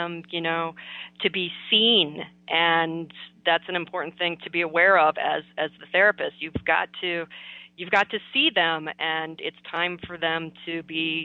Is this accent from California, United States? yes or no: no; Minnesota, United States; my home state of Minnesota here.